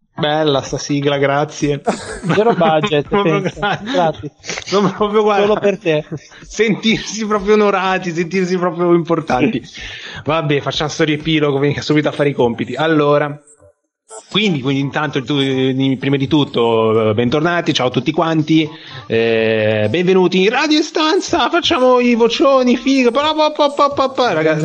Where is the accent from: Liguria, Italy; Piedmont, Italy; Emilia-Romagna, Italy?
Liguria, Italy; Genoa; siamo di Genova